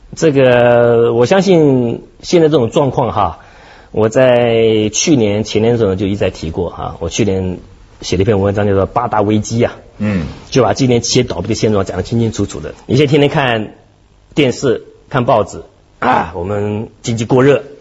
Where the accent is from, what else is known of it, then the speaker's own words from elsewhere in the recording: Hong Kong; 我们香港人